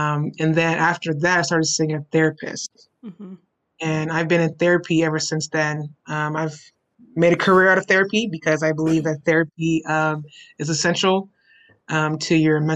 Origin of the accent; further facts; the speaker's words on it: Houston, Texas, United States; I am from Houston, born and raised, native Houstonian, grew up in A-Leaf